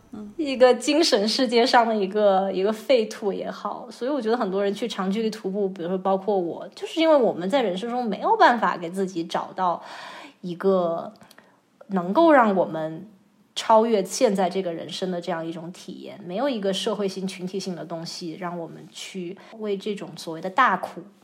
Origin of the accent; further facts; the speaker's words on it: Chongqing, China; 我是在重庆长大的嘛，嗯。然后就不能算是大城市，但是从小也是踩在水泥地上，然后周围也都是各个的工地都在建设，就是刚刚刚经水泥里长大的一个九零后